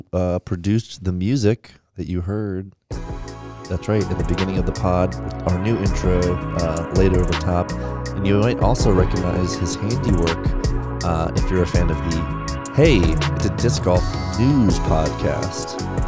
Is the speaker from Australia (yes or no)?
no; Ireland; I'm Irish for the record.